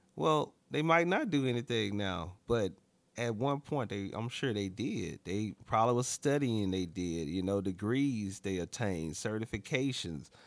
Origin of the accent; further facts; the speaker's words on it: Alabama, United States; moved away; also born or lived in Dallas, Texas; I'm from Alabama, born and raised in Alabama